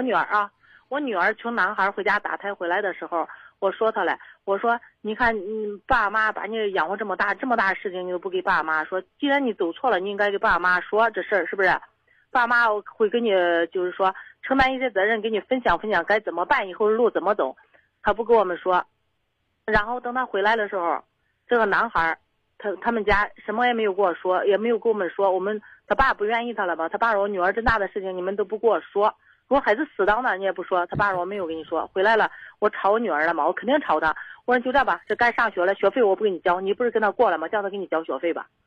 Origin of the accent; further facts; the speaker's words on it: Zhengzhou, Henan, China; 本来咱都是郑州的嘛，他们在东区，我们在西，西郊嘛